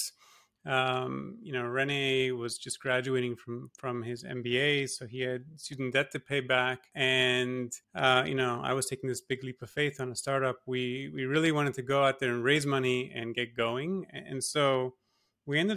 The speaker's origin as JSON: {"language": "English", "country": "Singapore", "tie": "born or raised there", "also_born_or_lived": "Toronto, Canada / Massachusetts, United States", "moved": "as an adult", "said": "My parents are Polish, but I was born and raised in Singapore. So I grew up there."}